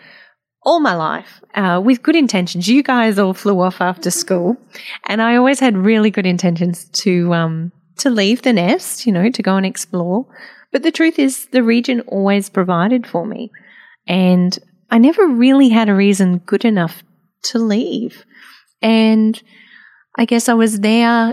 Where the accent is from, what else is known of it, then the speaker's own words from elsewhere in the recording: South Burnett, Queensland, Australia; my hometown